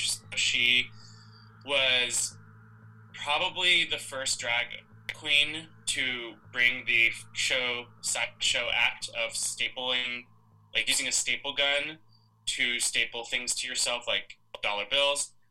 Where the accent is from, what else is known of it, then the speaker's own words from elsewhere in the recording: Central California, United States; family is from uh, Central California. Uh, we are Mexican. Uh, I actually did not grow up speaking Spanish.